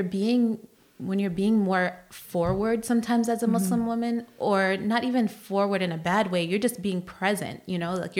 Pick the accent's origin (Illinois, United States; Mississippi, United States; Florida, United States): Illinois, United States; Chicago; moved away as an adult; now in Virginia, United States; I'm born and raised in Chicago